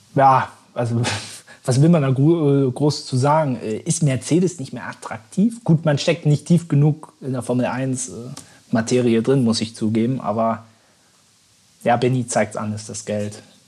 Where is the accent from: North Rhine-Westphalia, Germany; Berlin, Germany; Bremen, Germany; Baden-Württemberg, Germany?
Berlin, Germany; für uns als Berliner